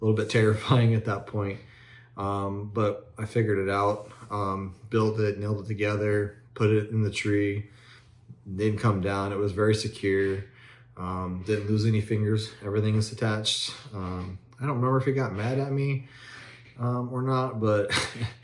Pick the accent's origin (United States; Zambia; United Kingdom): United States; Tonopah, Arizona; I'm an Arizona native. I grew up in Tonopah.